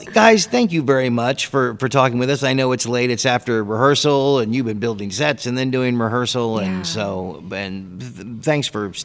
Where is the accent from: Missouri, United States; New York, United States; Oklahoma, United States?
Missouri, United States; Kansas City; moved away; I'm not from here. I'm from Kansas City.